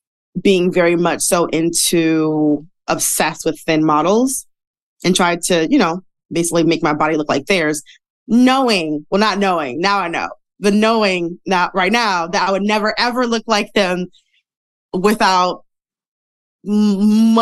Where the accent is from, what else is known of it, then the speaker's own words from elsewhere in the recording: Detroit, Michigan, United States; moved away as an adult; now in New York, United States; I'm from Detroit, live in New York right now. I've been here for 4 years.